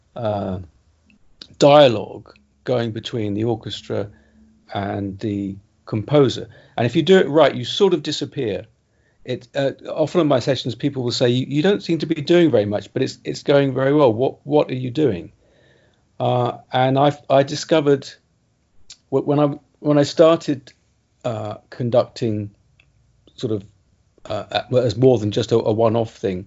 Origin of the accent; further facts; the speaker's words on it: England, United Kingdom; as an Englishman